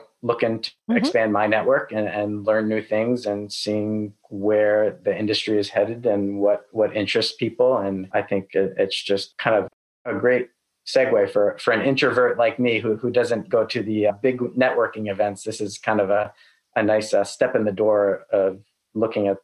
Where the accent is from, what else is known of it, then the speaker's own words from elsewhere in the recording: New York, United States; also born or lived in Los Angeles, California; now in Austin, United States; After living in LA for 12 years, I'm originally from New York